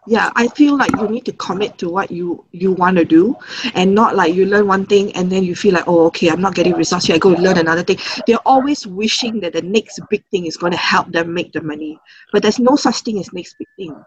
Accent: Singapore; I'm from Singapore, born and um, grew up all in Singapore

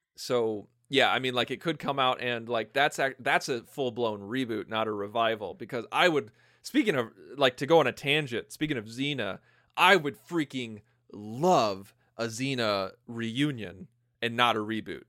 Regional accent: Illinois, United States; born or raised there

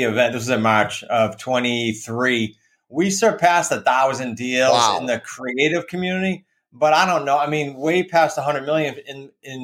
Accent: Massachusetts, United States; accent: New England; moved away as an adult; now in Newport, United States; I grew up in Massachusetts and settled here like in 08.

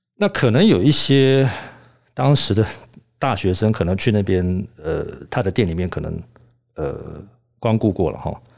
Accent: Germany; also born or lived in Leeds, United Kingdom; 我在德国长大

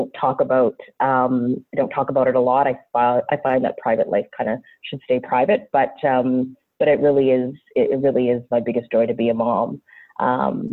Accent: Ottawa, Ontario, Canada; first language English; I grew up in Ottawa, Ontario, Canada, which is the capital city of my fantastic country.

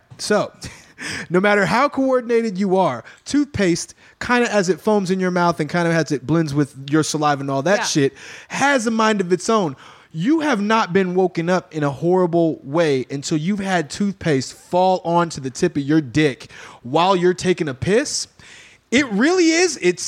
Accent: Texas, United States; I mean, I'm from Texas, and my grandmother used

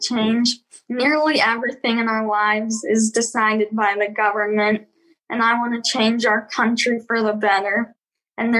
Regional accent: Nashville, Tennessee, United States; I'm 11 years old and I'm from Nashville, Tennessee

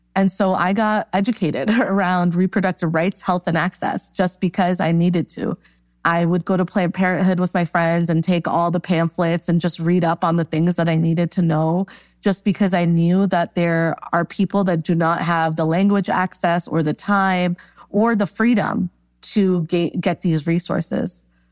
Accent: New York, United States; Born and raised in New York

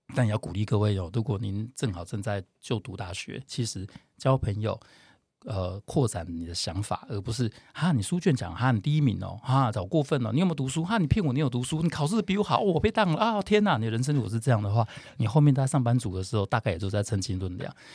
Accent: Tainan, Taiwan; now in Taipei, Taiwan; 台南小孩，哦，从小在台南长大

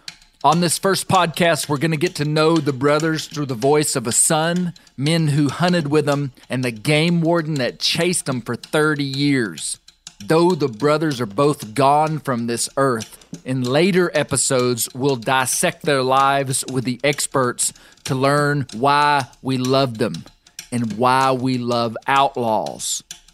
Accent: Mena, Arkansas, United States; You see, I grew up in Mena, Arkansas, in the western Washitas.

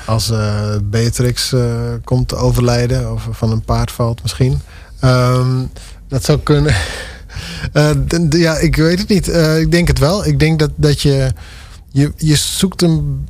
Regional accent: Dantumadeel, Friesland, Netherlands; de gemeente Dantumedeel, waar ik echt vandaan kom

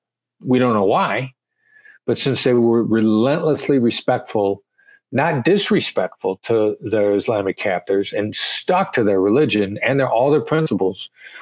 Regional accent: Iowa, United States; And I sound like I'm from New York, but I'm from Iowa.

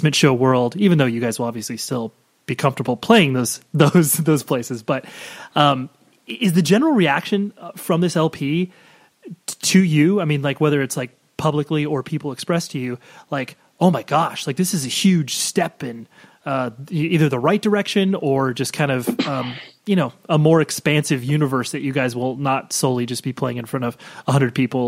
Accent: California, United States; I'm from Southern California.

